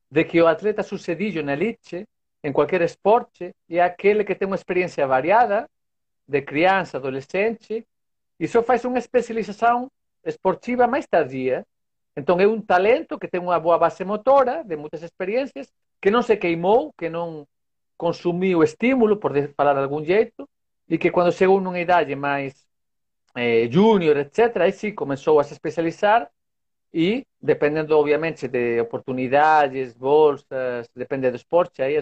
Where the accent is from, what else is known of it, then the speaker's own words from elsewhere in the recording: Vigo, Galicia, Spain; Portuguese is a second language; Vigo. Não sei se escutaram falar Vigo.